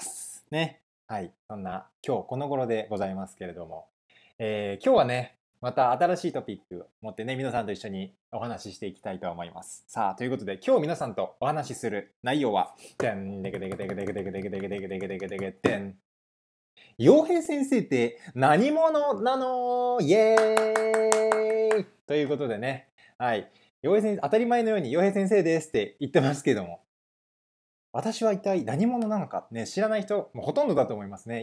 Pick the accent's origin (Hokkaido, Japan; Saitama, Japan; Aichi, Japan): Aichi, Japan; Nagoya; moved away as an adult; now in Vancouver, Canada; 名古屋で生まれて、高校生まで名古屋にいましたね